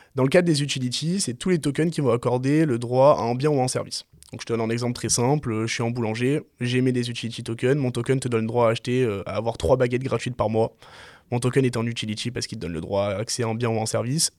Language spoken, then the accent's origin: French; Marseille, Provence-Alpes-Côte d'Azur, France; moved away as an adult; moi je suis né à Marseille, je suis originaire de Marseille, j'ai pas bougé jusqu'à mes 20 ans de Marseille